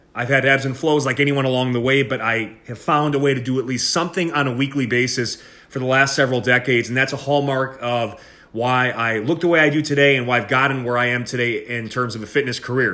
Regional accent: Milwaukee, Wisconsin, United States; moved away as an adult; also born or lived in Pennsylvania; in Wisconsin, uh, born and raised. I'm from Milwaukee, Wisconsin

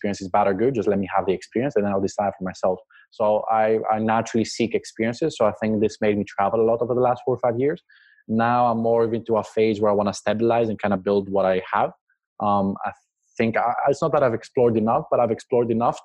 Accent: Luxembourg; also born or lived in Greece / Cyprus; now in Athens, Greece; they moved to Luxembourg 30 years ago and they had me. So I was born Luxembourgish

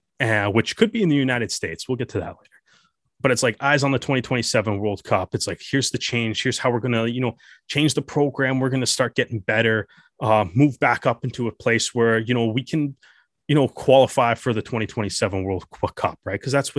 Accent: Canada; watching it as a Canadian rugby fan

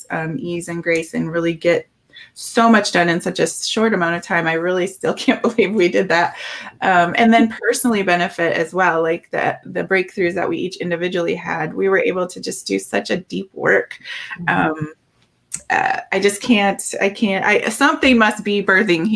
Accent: Minnesota, United States; I'm from Minnesota

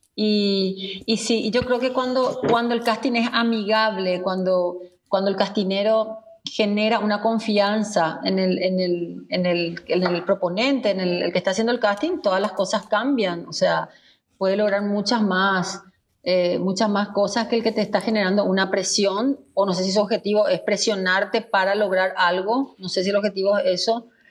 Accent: Paraguay; somos los paraguayos

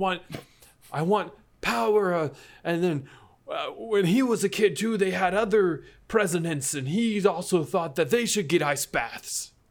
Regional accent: Illinois, United States; Hey, look, here's my birth certificate. I am from Illinois.

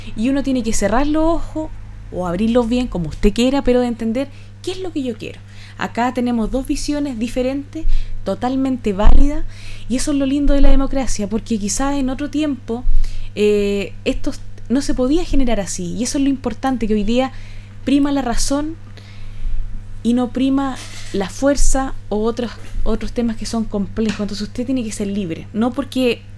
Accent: Chile; nosotros somos más chilenos que los porotos

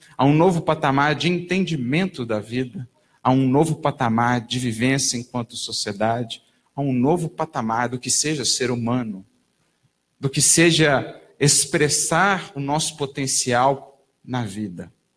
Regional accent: Brazil; todos nós, enquanto brasileiros, enquanto nação

